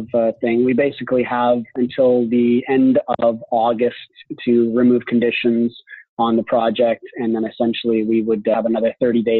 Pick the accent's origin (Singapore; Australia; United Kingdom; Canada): Canada; Red Deer, Alberta; moved away as an adult; also born or lived in Osaka, Japan; now in Toronto, Canada; I ended up going back to my hometown, which is Red Deer, Alberta